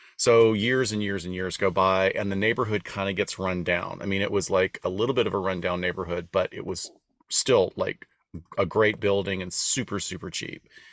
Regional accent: Deep South, United States; moved away; also born or lived in Los Angeles; we're both from an area of the country. We're from the Deep South

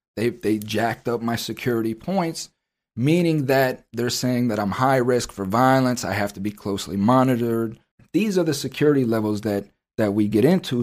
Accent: United States

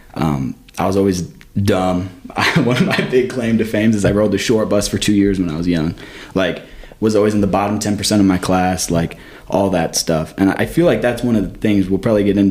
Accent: Michigan, United States; also born or lived in Florida / New York; now in Missouri, United States; I grew up in Michigan

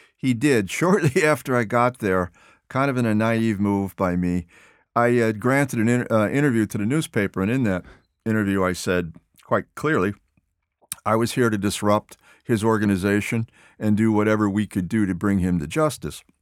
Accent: Chicago, Illinois, United States; moved away; Chicago, my hometown

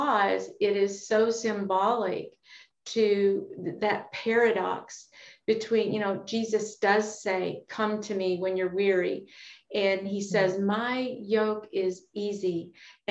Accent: Kentucky, United States; I grew up in Kentucky and my granddad had cattle.

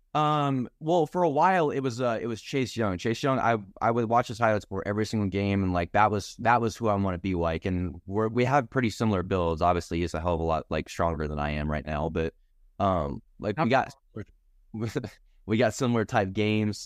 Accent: Norman, Oklahoma, United States; moved away as an adult; now in Lincoln, United States; I'm from Norman, Oklahoma

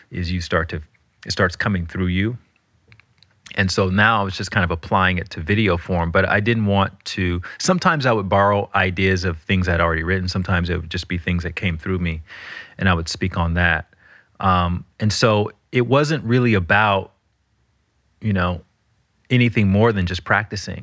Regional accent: Alabama, United States; I'm from Alabama

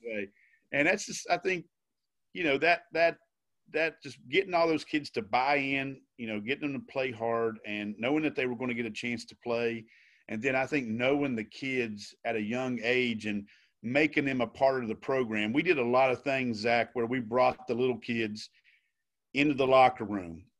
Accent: Logan County, West Virginia, United States; I, I grew up in Logan County, born and raised

